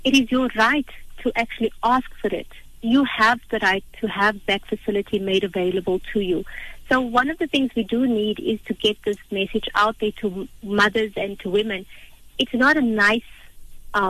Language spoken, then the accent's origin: English; South Africa; for us as a South African population